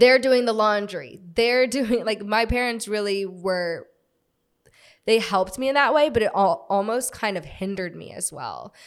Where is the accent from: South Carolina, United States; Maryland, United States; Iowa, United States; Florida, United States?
Florida, United States; also born or lived in Virginia; I'm from Florida. I'm from, like, a town outside of Florida, but I was born in Virginia, moved very shortly after